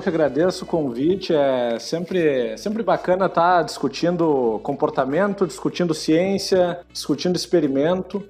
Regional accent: Rio Grande do Sul, Brazil; accent: gaúcho; o sotaque vai estar tá garantido aí

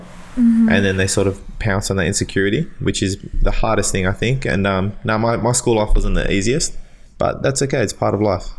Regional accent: Marylands, New South Wales, Australia; I was born in Westmead Hospital, and I grew up out around Marylands area for a few years.

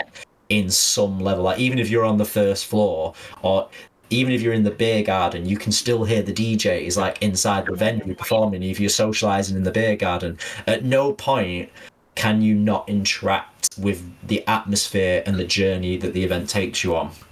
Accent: Manchester, North West England, United Kingdom; I am a Mancunian born and bred

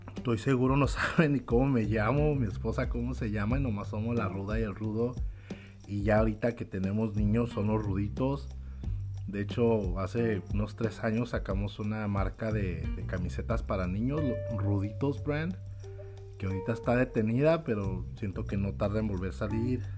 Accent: Tijuana, Baja California, Mexico; now in United States; yo crecí en Tijuana, soy nacido en la ciudad de Tijuana

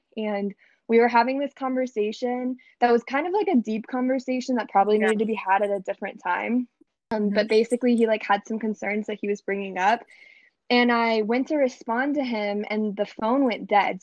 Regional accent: Tennessee, United States; moved away as an adult; now in Miami, United States; I'm from Tennessee originally, but I live in Miami, Florida with my husband

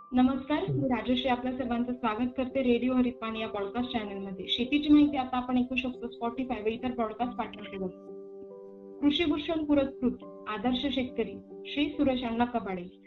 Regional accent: Jalgaon, Maharashtra, India; मी स्वतः जळगावची आहे

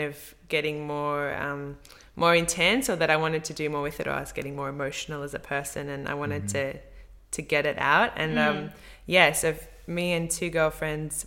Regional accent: Indigo Valley, Victoria, Australia; I'm from Indigo Valley in Victoria. So it's northeast Victoria.

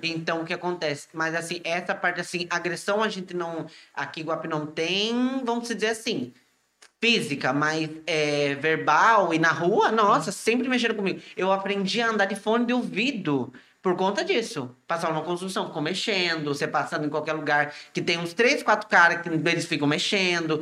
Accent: Iguape, São Paulo, Brazil; sou de Iguape

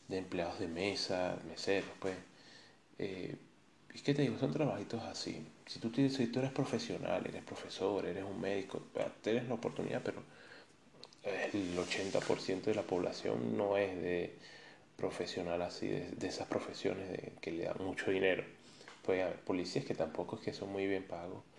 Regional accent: Caracas, Capital District, Venezuela; moved away as an adult; also born or lived in Medellín, Colombia; now in Madeira, Portugal; nací en Caracas

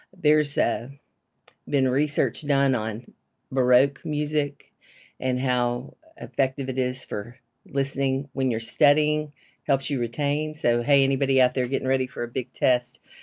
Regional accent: Shreveport, Louisiana, United States; also born or lived in Abilene, Texas; I grew up in Louisiana

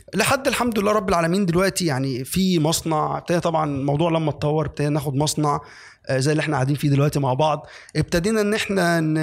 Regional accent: Egypt; عندنا في مصر

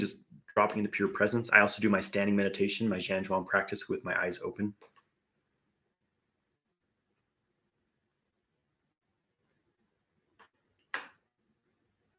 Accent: Idaho, United States; moved away as an adult; I was born and raised in Idaho, but, I left Idaho for the time being.

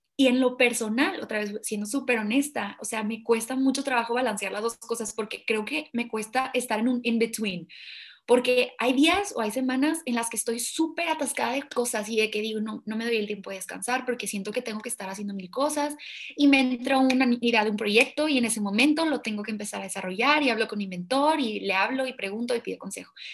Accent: Mexico; siendo mexicanos que somos

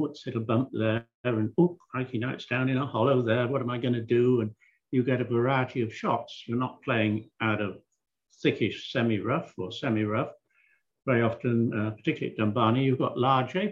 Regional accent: England, United Kingdom; Growing up in England and playing on the European tour

